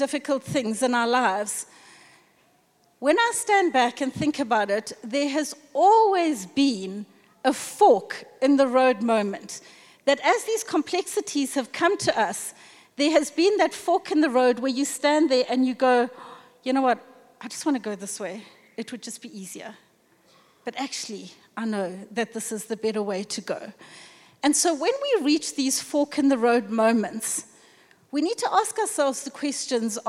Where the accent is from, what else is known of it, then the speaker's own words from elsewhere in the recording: South Africa; as a South African nation